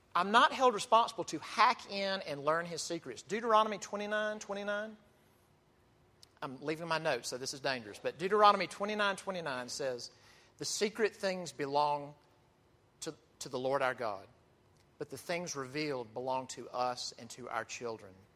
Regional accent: Mississippi, United States; I'm from Mississippi

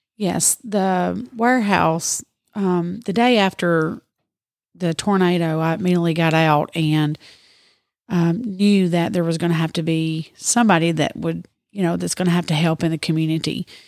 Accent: near Murfreesboro, Middle Tennessee, United States; moved away as an adult; now in Dresden, United States; originally from Middle Tennessee, close to Murfreesboro, and I've lived in Dresden for eight years now.

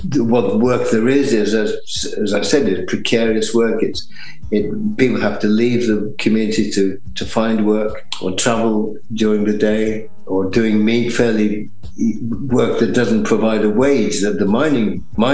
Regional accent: the Midlands, England, United Kingdom; I'm from the Midlands

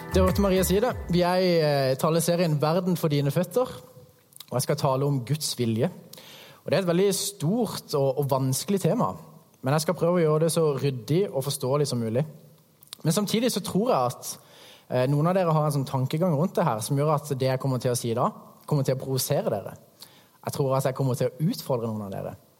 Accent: Hægeland, Agder, Norway; moved away; kommer jeg fra Krembygda Hægeland

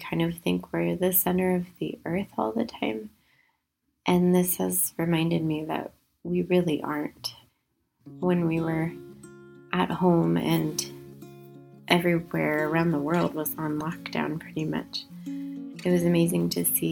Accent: California, United States; now in Singapore; I'm actually from California

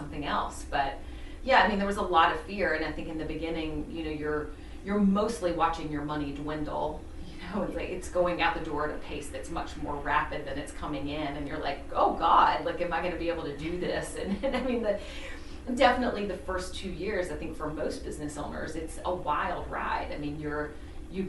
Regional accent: the South, United States; also born or lived in Chicago; now in Charleston, United States; I'm from the South.

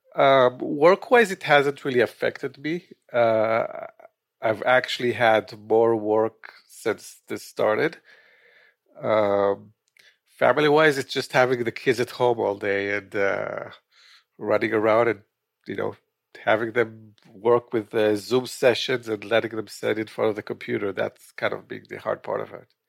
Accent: Israel; moved away as an adult; also born or lived in Quito, Ecuador / Los Angeles, California / Northern New Jersey; now in New Jersey, United States; I was born in Israel

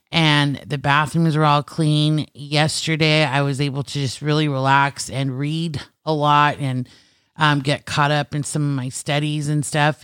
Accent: California, United States; I am native Californian

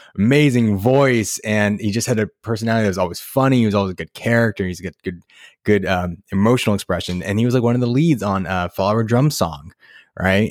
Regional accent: United States; I'm mixed Japanese American, fifth generation, and I grew up in, like, a white community, fairly white community with my, you know, white family

